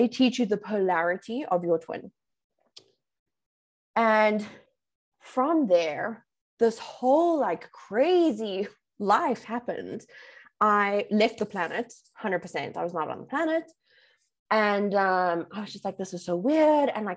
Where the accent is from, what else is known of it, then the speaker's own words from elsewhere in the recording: Bedfordview, Gauteng, South Africa; I'm from Bedford View, right? So it's like gangster's paradise.